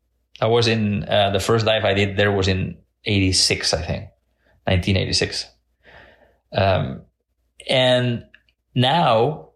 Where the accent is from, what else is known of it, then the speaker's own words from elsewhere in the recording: Mediterranean coast, Spain; English is a second language; So when I was a little kid growing up in the Mediterranean coast of Spain, I was fascinated by Jacques Cousteau's documentaries.